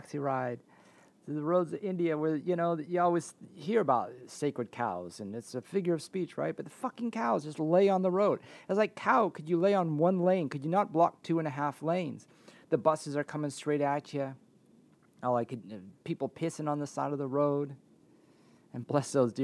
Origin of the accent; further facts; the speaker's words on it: Canada; moved away as an adult; also born or lived in Washington / Oregon / California / Nevada; my home country of Canada